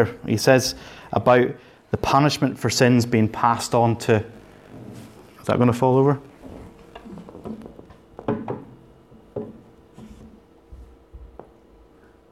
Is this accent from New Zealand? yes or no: no; Northern Ireland, United Kingdom; I grew up in Northern Ireland.